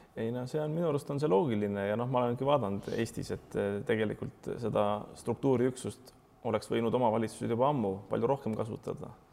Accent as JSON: {"language": "Estonian", "town": "Pärnu", "region": "Pärnu County", "country": "Estonia", "said": "mina olen Pärnust pärit"}